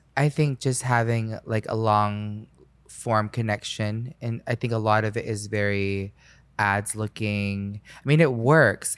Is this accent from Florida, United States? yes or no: yes; Orlando, Florida, United States; when I grew up in Orlando, I grew up on five acres